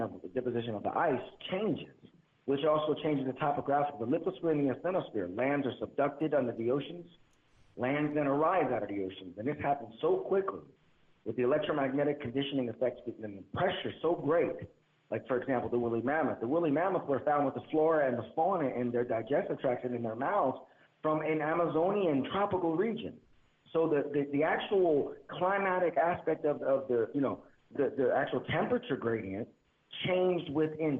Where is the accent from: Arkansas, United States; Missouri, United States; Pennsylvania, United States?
Pennsylvania, United States; Philadelphia; I grew up in Philadelphia, and I grew up in the projects and the ghetto